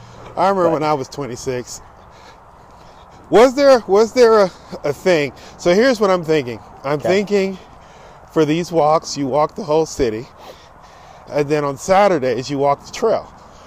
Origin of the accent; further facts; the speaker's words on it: Norfolk, Virginia, United States; born there; I know where I was born in Norfolk. I was born at DePaul Medical Center.